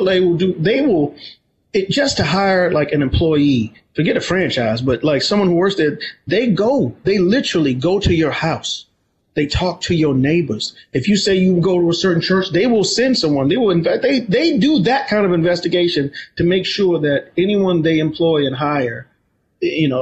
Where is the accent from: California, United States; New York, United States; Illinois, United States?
New York, United States; New York City; I grew up in Harlem, New York.